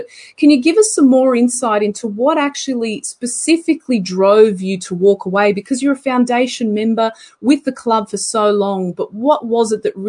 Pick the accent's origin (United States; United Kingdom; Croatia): Croatia; first language Croatian; English is a second language; As we say in Croatia, in my mother tongue, puno hvala, which means many thanks.